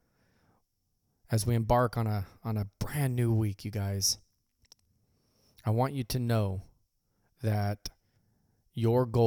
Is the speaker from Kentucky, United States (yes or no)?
no; Visalia, California, United States; I left my hometown of Visalia